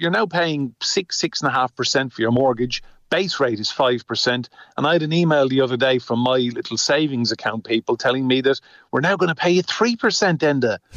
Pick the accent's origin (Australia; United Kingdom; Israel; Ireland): Ireland; as an Irishman